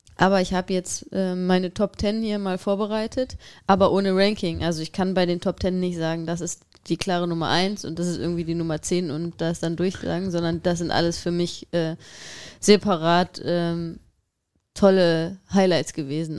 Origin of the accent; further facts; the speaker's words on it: Düsseldorf area, North Rhine-Westphalia, Germany; ich komme ja jetzt nicht aus Düsseldorf, aber aus der Ecke und ähm, emotional ist Düsseldorf meine Heimat